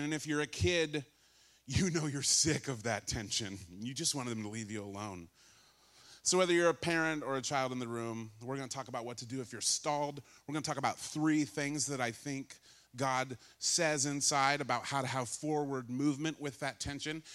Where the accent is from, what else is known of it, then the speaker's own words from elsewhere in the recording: California, United States; I grew up in California